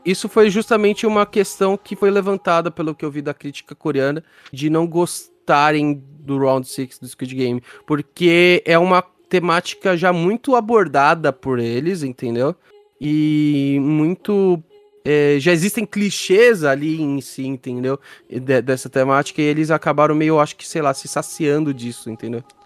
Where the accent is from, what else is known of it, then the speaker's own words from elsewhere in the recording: Brazil; aqui no Brasil